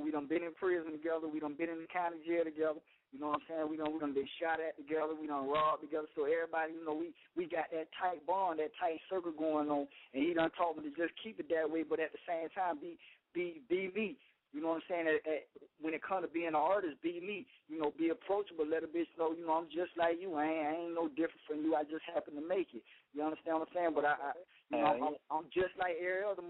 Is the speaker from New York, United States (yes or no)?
no; Florida, United States; I'm from Florida